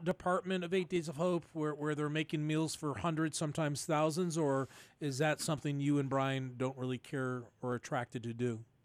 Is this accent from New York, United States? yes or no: yes; Buffalo, New York, United States; growing up in North Buffalo